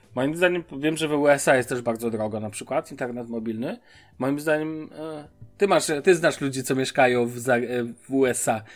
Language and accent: Polish; Poland; moved away as an adult; now in Germany; wyjechałem z Polski